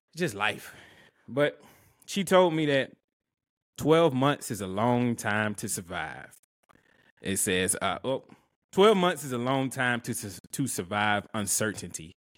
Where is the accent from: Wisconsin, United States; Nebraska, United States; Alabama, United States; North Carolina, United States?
Alabama, United States; I'm from Alabama